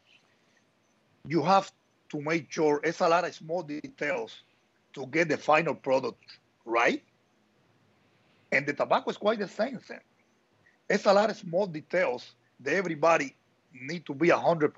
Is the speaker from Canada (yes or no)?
no; Havana, Cuba; moved away as an adult; also born or lived in Nicaragua; I'm from Havana